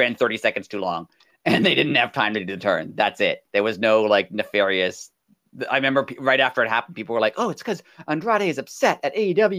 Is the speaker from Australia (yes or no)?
no; Canada; I'm Canadian.